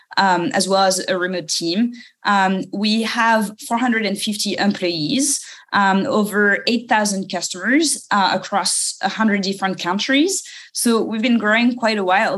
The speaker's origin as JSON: {"language": "English", "area": "suburb of Paris", "region": "Île-de-France", "country": "France", "tie": "born or raised there", "second_language": "English", "moved": "yes", "said": "maybe you can tell from my accent. I was uh, born in France, uh, in the suburb of Paris"}